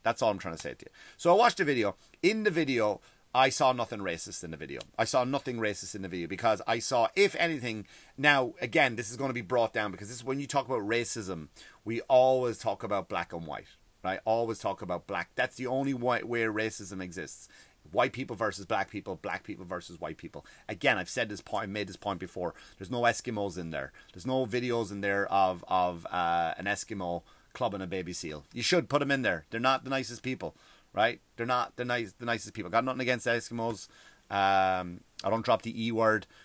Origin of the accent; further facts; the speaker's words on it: Ireland; now in United States; I love being from Ireland